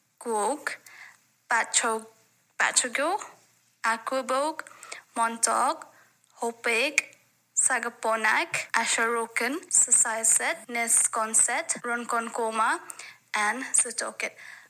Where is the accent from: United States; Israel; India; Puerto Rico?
India; from India